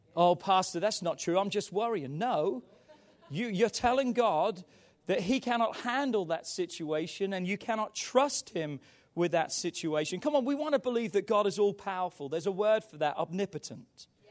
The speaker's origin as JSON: {"language": "English", "region": "England", "country": "United Kingdom", "tie": "born or raised there", "said": "growing up in England"}